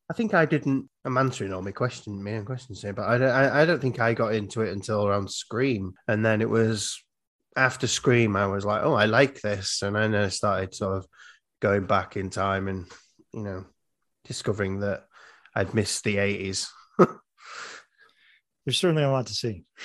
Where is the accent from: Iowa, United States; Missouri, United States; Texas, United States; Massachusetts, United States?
Iowa, United States; I'm from Iowa. If you look at America, we're like right in the middle.